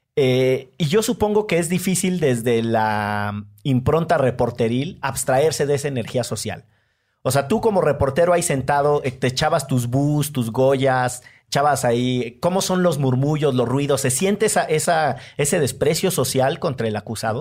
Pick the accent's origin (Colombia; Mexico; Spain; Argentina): Mexico; Orizaba, Veracruz; moved away; also born or lived in Monterrey; yo soy de Orizaba